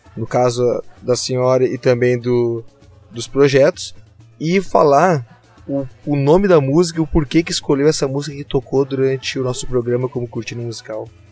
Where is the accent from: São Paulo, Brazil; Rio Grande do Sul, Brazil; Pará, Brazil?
Rio Grande do Sul, Brazil; Gravataí; eu que tô coladinho em vocês aqui, eu sou de Gravataí